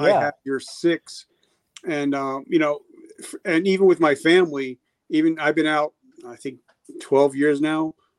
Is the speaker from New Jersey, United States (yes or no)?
yes; New Jersey, United States; I'm from Jersey and I live 10 minutes away from Manhattan.